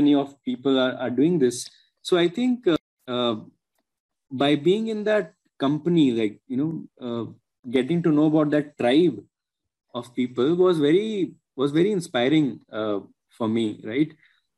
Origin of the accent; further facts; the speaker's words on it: Agra, Uttar Pradesh, India; Agra, which is my hometown and where my parents live